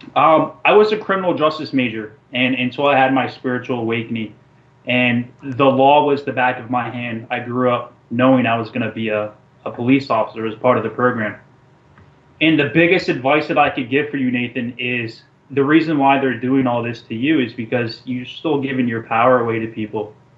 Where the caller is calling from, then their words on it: New Jersey, United States; I'm calling in from New Jersey